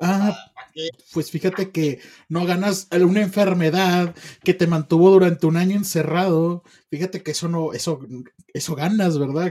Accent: Mexico; yo como mexicano tengo visa

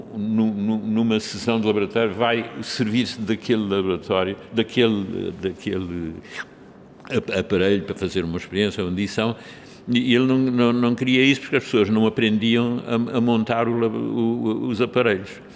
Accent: Lisbon, Portugal; Eu nasci em Lisboa em 1933 de pais alemães

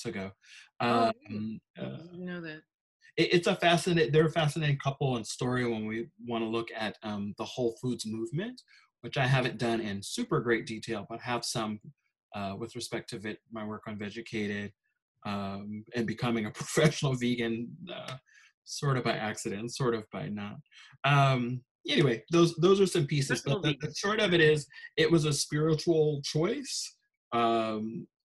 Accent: Chicago, Illinois, United States; moved away; also born or lived in Minnesota; I grew up in Chicago

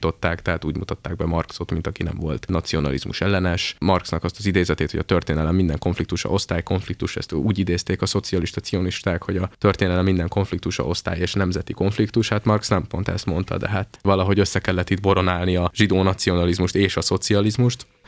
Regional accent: Hungary

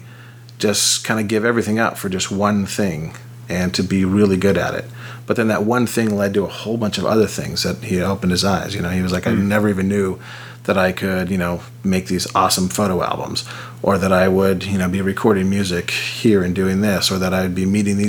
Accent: Orange County, Southern California, United States; also born or lived in San Diego; growing up in Southern California, surfing all the time

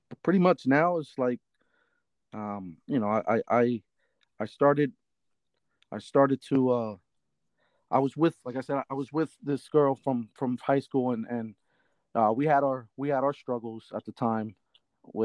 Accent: Reading, Pennsylvania, United States; also born or lived in Shillington, Pennsylvania; So I grew up in Reading. I was born and raised in St. Joseph Hospital. So I grew up in Reading

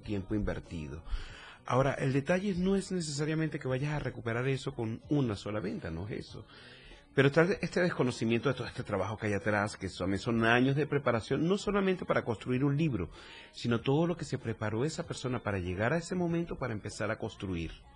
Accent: Venezuela; moved away as an adult; also born or lived in Chile / Mexico; now in Tuxtla Gutiérrez, Mexico; soy venezolano, para que creo que queda claro con el acento por aquí

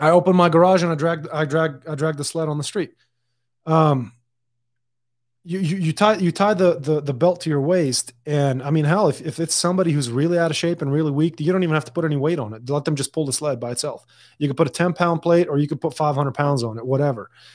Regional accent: Dubai, United Arab Emirates; also born or lived in Lebanon; now in United States; I was born and raised in Dubai

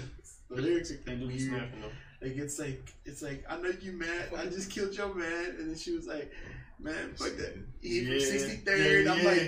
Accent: Louisiana, United States; I'm from Louisiana

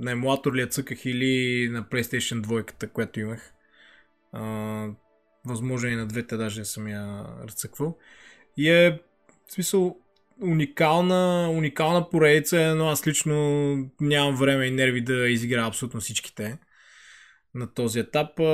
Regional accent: Lovech, Lovech Province, Bulgaria; в моя роден град Ловеч

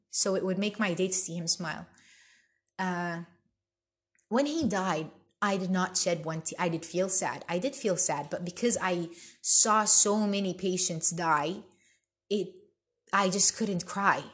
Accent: Bethlehem, West Bank, Palestine; I'm originally Palestinian. I'm from Bethlehem and I have a huge family there

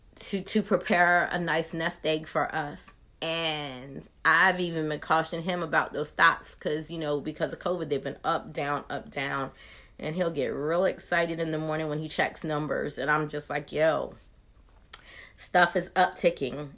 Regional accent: Maryland, United States; moved away as an adult; now in Georgia, United States; I'm originally from Maryland, but Georgia, where I've lived for the last decade

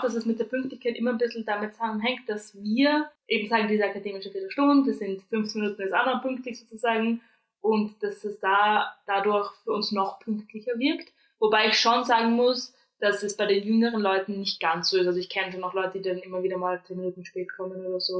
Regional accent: Austria; accent: Austrian; moved away as an adult; now in Germany; ich komme aus Österreich

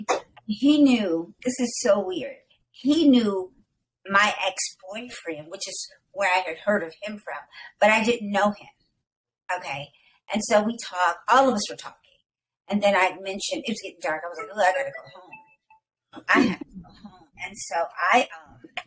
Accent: Chicago, Illinois, United States; moved away as an adult; now in Moreno Valley, United States; I'm from Chicago

